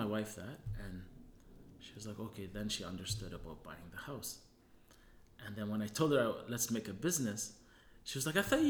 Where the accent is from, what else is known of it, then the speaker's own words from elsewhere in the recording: Hamilton, Ontario, Canada; moved away as an adult; also born or lived in Germany / Tunisia; now in Winnipeg, Canada; I grew up in Hamilton